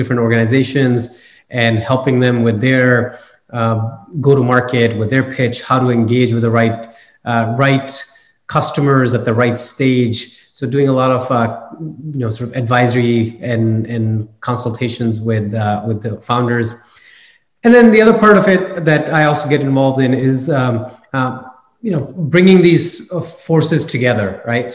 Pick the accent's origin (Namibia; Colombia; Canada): Canada; moved away as an adult; now in California, United States; I'm a first generation immigrant. I grew up in Canada.